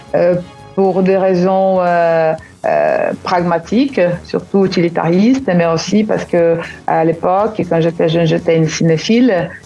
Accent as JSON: {"language": "French", "town": "Curitiba", "region": "Paraná", "country": "Brazil", "second_language": "French", "said": "À l'Alliance française, à Curitiba, qui, à l'époque, c'était le seul enclave, euh, de la culture française, euh, chez nous, à Curitiba"}